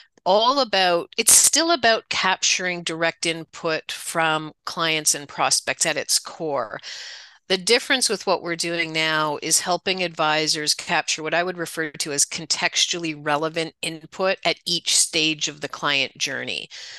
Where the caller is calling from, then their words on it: Toronto, Ontario, Canada; I'm at my home office just outside Toronto